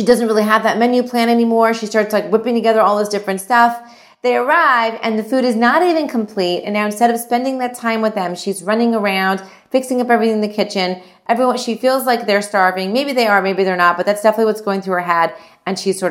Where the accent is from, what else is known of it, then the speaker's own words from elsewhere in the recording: India; I'm Indian